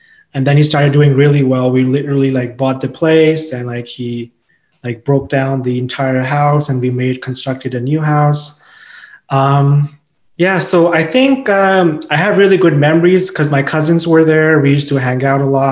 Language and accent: English; Pakistan; moved away as an adult; also born or lived in China; now in Canada; I was born in China. I was raised in Pakistan, and I came to Canada in 2010 for my undergraduate, and I've been here since.